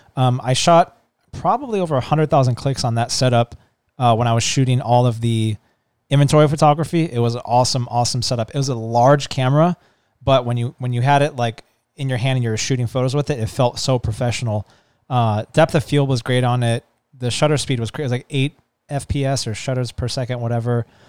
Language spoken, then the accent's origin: English; San Diego, California, United States; also born or lived in Florida / Oceanside, California; I grew up in somewhat of like a Pacific Beach and Mission Hills area back and forth, and then ended up spending majority of my time in Pacific Beach and La Jolla